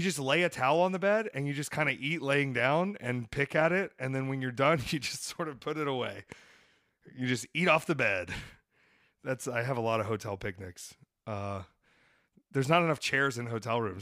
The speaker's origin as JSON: {"language": "English", "town": "Atlanta", "region": "Georgia", "country": "United States", "said": "I'm from Atlanta, Georgia"}